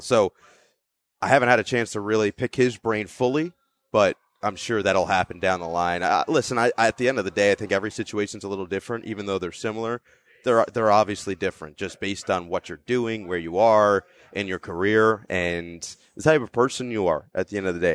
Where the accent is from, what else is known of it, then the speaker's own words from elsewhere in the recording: Northern New Jersey, United States; I'm from Northern New Jersey.